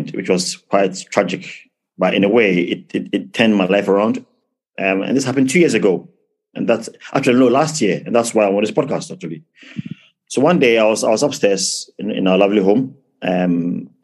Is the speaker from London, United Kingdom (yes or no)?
yes; London, United Kingdom; also born or lived in Ghana; now in Plymouth, United Kingdom; So I was born in London, but my mom and dad are from Ghana